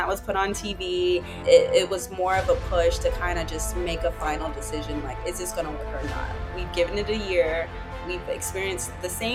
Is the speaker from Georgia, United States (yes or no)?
yes; Atlanta, Georgia, United States; Yeah, I grew up in Atlanta, Georgia. Well, more metro Atlanta.